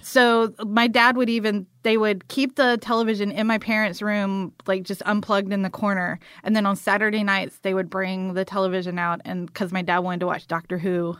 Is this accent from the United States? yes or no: yes; Morven, Georgia, United States; moved away; also born or lived in Atlanta; this little town called Morven that's outside of Valdosta